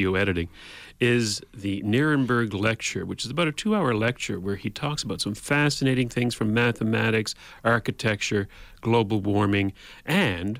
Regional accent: Canada; we in Canada

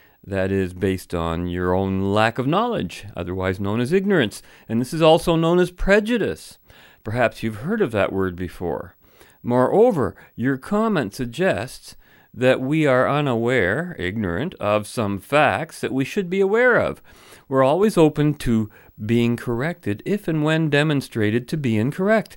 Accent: London, Ontario, Canada; London, Ontario, I'm referring to, my hometown.

